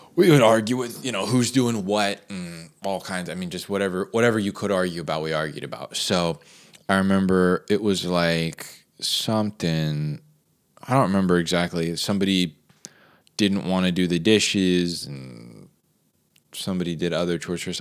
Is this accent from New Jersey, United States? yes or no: yes; New Jersey, United States; a lot of the houses growing up in New Jersey were bilevels